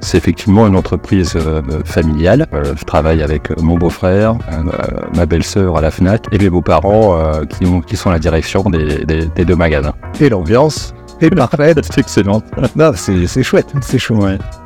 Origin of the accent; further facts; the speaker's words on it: Paris, Île-de-France, France; moved away as an adult; now in Bergerac, France; je suis pas de la région, je suis un ancien parisien euh, qui, est venu, euh, qui est venu à Bergerac.